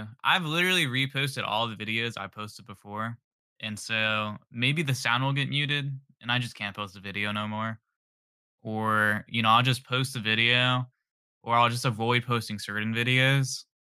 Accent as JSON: {"language": "English", "town": "San Diego", "region": "California", "country": "United States", "said": "I'm from San Diego, California, and I make funny videos online."}